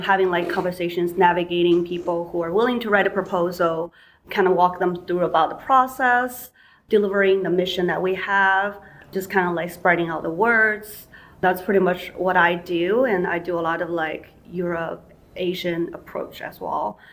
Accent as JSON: {"language": "English", "country": "China", "tie": "born or raised there", "moved": "yes", "said": "I grew up in China"}